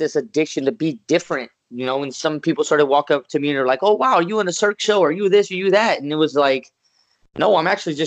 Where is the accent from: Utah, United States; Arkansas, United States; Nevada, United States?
Nevada, United States; Las Vegas; I was born and raised in Las Vegas, Nevada